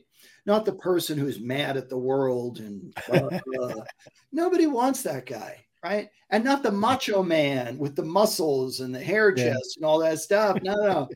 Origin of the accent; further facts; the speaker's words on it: New York City, New York, United States; also born or lived in Brooklyn, New York / Upper East Side, Manhattan; now in California, United States; I was raised in Queens